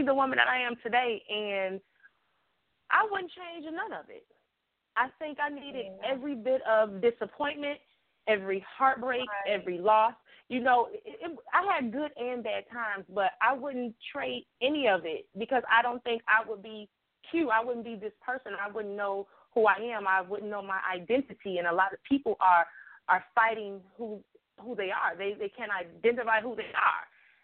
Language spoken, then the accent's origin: English; Chicago, Illinois, United States; Growing up in Chicago